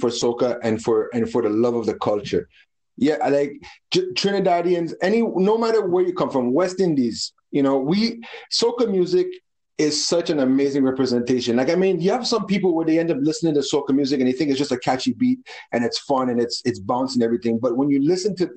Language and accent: English; Montreal, Quebec, Canada; also born or lived in Toronto, Canada / Bahamas; I'm actually straight from Montreal. Grew up in Toronto at the same time, but I was mostly grounded and founded in Montreal, Canada.